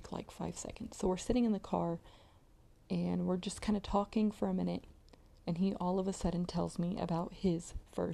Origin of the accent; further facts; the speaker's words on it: Modesto, California, United States; went to this place called McHenry Mansion. If you are from my hometown, you will probably be very familiar with this place.